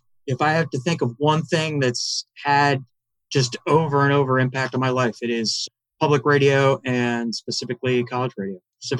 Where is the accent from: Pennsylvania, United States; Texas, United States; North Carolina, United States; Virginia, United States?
Pennsylvania, United States; Pittsburgh; moved away as an adult; also born or lived in Northern California / northern New Jersey / St. Paul, Minnesota; family is actually from the UK. 1978, my dad took a job in Pittsburgh. We moved to Pittsburgh. I grew up in Pittsburgh from 78 through 89. And then I went to college in St. Paul, Minnesota, at a school called McAllister College.